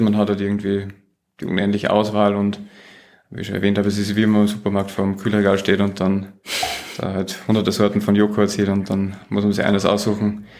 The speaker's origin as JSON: {"language": "German", "country": "Austria", "accent": "Austrian", "moved": "yes", "said": "ich bin Österreicher, das stimmt, ich komme äh, ursprünglich aus Österreich"}